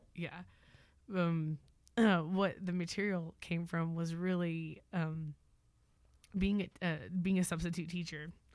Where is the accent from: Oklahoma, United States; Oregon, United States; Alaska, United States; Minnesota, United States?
Oklahoma, United States; Moore; moved away as an adult; now in Crockett, United States; I was born and raised in Oklahoma, military brat.